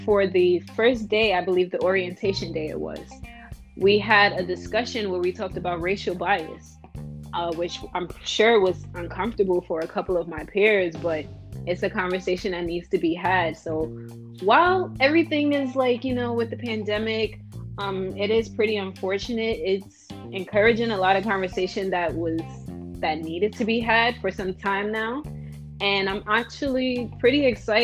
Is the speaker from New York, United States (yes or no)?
yes; New York City, New York, United States; moved away as an adult; now in Buffalo, United States; I'm from Brooklyn, New York, in New York City